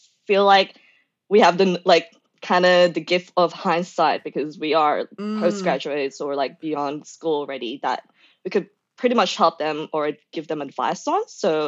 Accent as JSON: {"language": "English", "region": "Victoria", "country": "Australia", "said": "because I know Kate came from WA and I came from Victoria"}